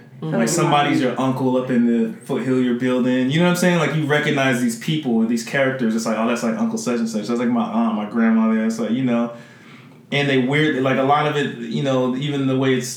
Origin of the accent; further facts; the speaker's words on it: San Jose, California, United States; moved away as an adult; I'm from San Jose, California